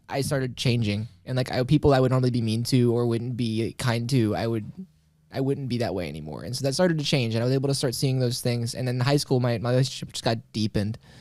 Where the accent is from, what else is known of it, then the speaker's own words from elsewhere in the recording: Carbondale, Illinois, United States; born and raised Carbondale, Illinois. So that been pretty much been there my whole life